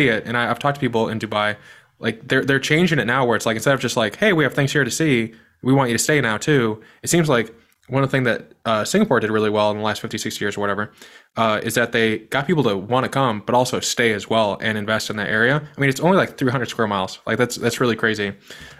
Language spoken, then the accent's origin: English; Midwest, United States; I'm from the Midwest